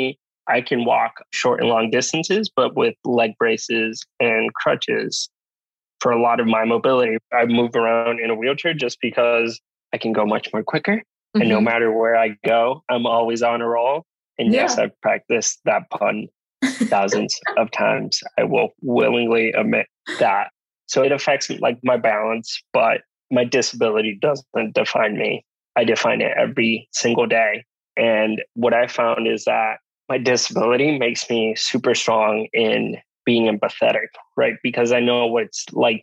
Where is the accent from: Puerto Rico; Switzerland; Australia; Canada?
Puerto Rico; San Juan; moved away as an adult; also born or lived in Rhode Island; being born and raised in San Juan, Puerto Rico